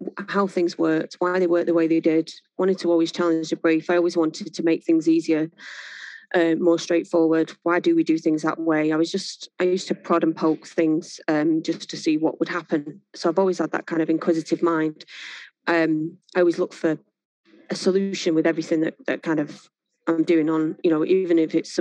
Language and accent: English; Manchester, North West England, United Kingdom; also born or lived in Worsley; I was born in a place called Mars Platin, which is just on the outskirts of Manchester. Family then moved further north Manchester to a place called New Moston.